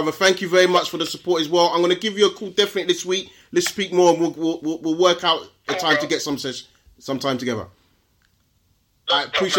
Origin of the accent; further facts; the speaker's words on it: Nigeria; how I'm going to say as a Nigerian